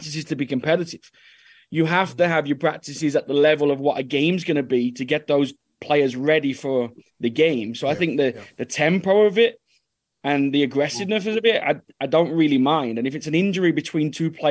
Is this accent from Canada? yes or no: no; England, United Kingdom; moved away as an adult; also born or lived in Norway; now in Dallas, United States; as an English boy